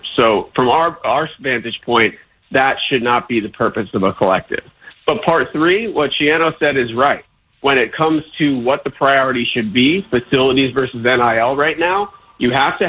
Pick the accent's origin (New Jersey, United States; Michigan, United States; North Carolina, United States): New Jersey, United States; Highland Park; growing up in Highland Park